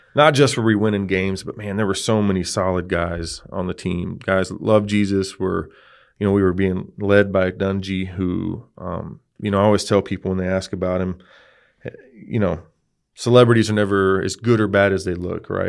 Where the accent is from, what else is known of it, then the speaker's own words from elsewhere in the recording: Texas, United States; I grew up in Texas. Um, I'm a Texas guy. Uh, I was born in the very southern tip